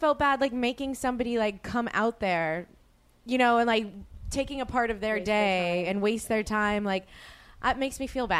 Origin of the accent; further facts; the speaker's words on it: New Orleans, Louisiana, United States; now in Los Angeles, United States; I asked my friend Sheena Menina this back, who I grew up with in New Orleans